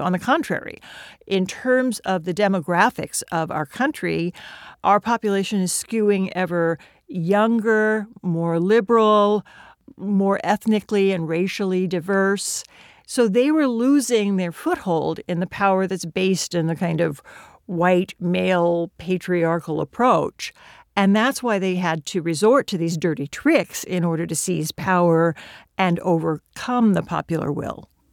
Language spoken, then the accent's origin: English; Nebraska, United States; moved away as an adult; also born or lived in Oklahoma; now in New York City, United States; I grew up in Nebraska and Oklahoma, but I came east to college, and I've lived in New York City for most of my adult life